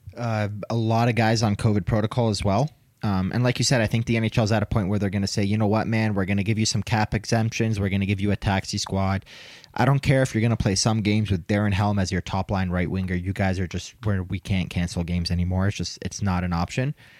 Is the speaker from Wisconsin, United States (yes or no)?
no; Detroit, Michigan, United States; now in Denver, United States; I was from Detroit